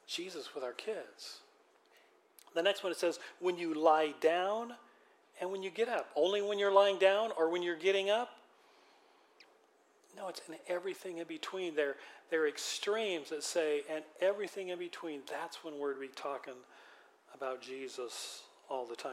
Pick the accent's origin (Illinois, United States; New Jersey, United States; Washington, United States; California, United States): Washington, United States; Western; also born or lived in Philippines; Growing up in Western Washington